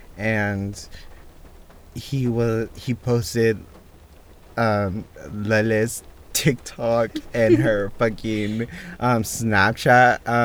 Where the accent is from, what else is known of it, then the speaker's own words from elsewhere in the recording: Portland, Oregon, United States; We're originally from Portland, Oregon